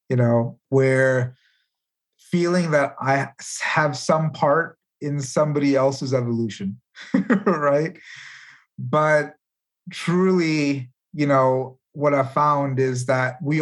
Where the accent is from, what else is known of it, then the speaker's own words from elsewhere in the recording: India; moved away; I come from India. I was born there